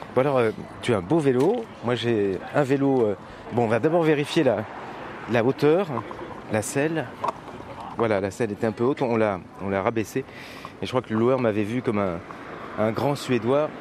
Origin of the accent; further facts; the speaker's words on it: Moselle, Grand Est, France; je viens de Moselle, c'est le département cinquante-sept.